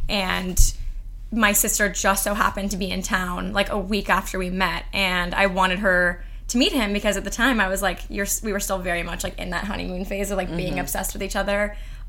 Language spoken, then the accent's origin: English; Beverly Hills, California, United States; moved away as an adult; now in New York, United States; I grew up in Beverly Hills.